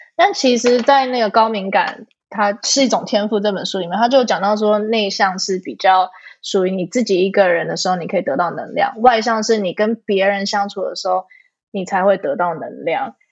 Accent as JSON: {"language": "Chinese", "country": "Canada", "tie": "born or raised there", "also_born_or_lived": "Taiwan", "moved": "yes", "said": "我们可能在国外长大"}